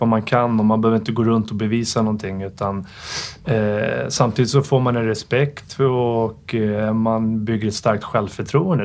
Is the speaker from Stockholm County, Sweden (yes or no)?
yes; Stockholm, Stockholm County, Sweden; jag växte upp i Farsta